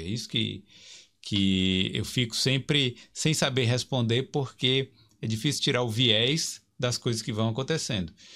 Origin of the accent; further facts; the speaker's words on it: Brazil; moved away as an adult; now in Ireland; vim do Brasil